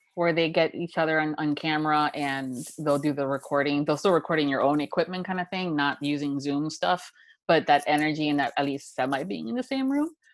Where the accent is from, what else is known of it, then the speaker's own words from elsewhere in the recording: Miami, Florida, United States; being a girl that was born and raised in Miami, Florida